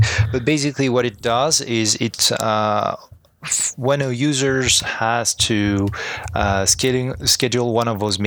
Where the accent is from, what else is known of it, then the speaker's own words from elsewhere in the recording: France; English is a second language; moved away as an adult; now in Montreal, Canada; I was originally born and raised in France and I moved to Montreal 6 years ago now.